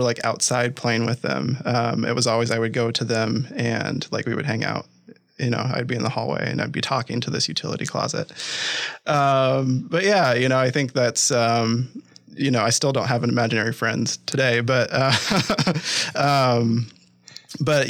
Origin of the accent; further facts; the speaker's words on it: Des Moines, Iowa, United States; also born or lived in Hinton, Iowa / Ames, Iowa; I grew up in the Midwest. I was born and raised in Des Moines, Iowa.